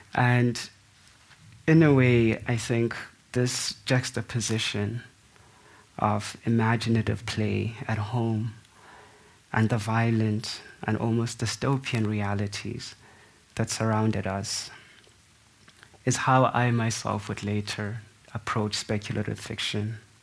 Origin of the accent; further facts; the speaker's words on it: South Africa; as a South African